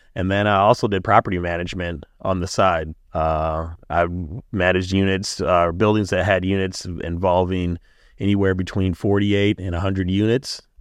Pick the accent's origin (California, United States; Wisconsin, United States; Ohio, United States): Wisconsin, United States; Milwaukee; Growing up in Brewers Hill and being on the East Side